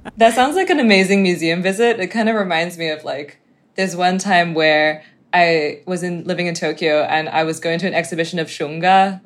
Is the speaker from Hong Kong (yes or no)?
yes; Hong Kong; I'm from Hong Kong